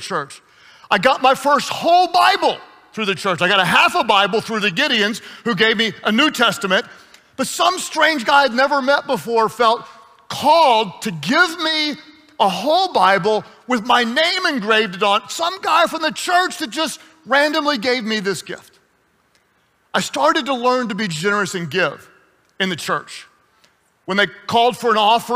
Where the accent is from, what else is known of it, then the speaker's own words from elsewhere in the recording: United States; also born or lived in Texas / Oklahoma; I grew up in Texas and in Oklahoma